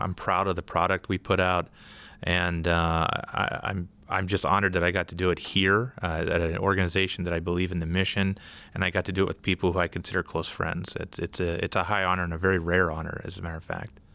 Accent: Pittsburgh, Pennsylvania, United States; now in Wisconsin, United States; I'm originally from Pittsburgh

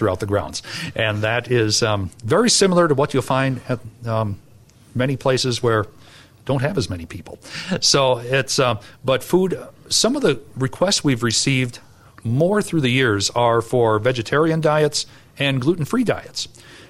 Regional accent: Wisconsin, United States; I'm from Wisconsin

